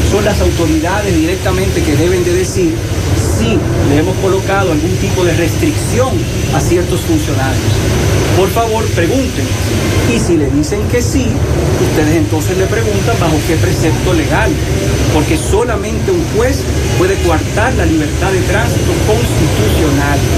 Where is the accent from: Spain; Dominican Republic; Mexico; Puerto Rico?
Dominican Republic; yo nací en la República Dominicana, vivo en la República Dominicana y no pienso ir a ningún otro lugar.